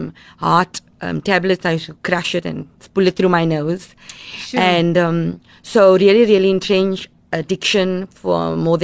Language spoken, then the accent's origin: English; Cape Town, Western Cape, South Africa; I grew up in Mitchell's Plain